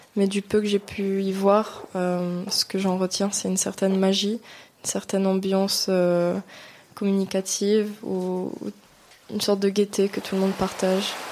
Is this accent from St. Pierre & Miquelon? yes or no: yes; St. Pierre & Miquelon; Je viens de Saint-Pierre et Miquelon.